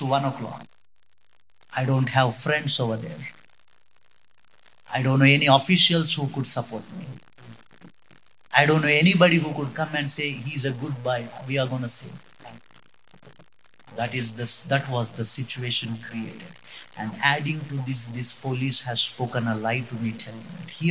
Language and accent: English; Hubli, Karnataka, India; moved away as an adult; now in Mysore, India; I am from Hubli.